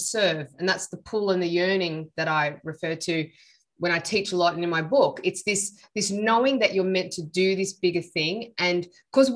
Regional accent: Sydney, New South Wales, Australia; I'm Sri Lankan. I was born in Sydney

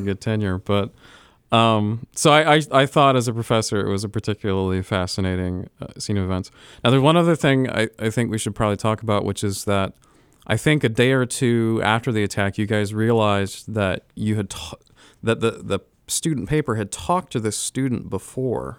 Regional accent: Florida, United States; moved away as an adult; also born or lived in Illinois; now in Ohio, United States; so I grew up in Florida

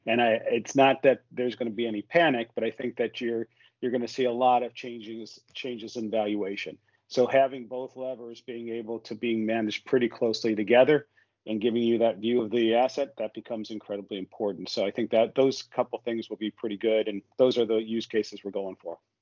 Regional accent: United States; I, I I, have grown businesses as an American or a North American in Europe

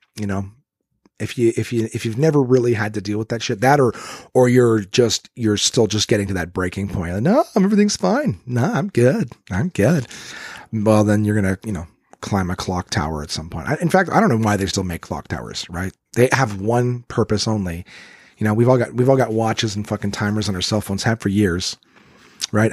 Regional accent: Ottawa, Ontario, Canada; my hometown of Ottawa, Ontario

